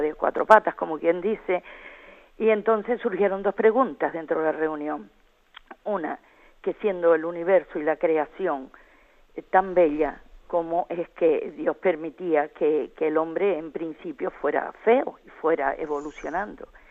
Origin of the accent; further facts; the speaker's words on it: Tejina, Canary Islands, Spain; Le llamo desde Tenerife, del nordeste de Tenerife, el arciprestajo de Tegueste, que tiene cinco parroquias, entre ellas está la de Nuestra Señora del Rosario de Valle Guerra, pero yo soy de Tejina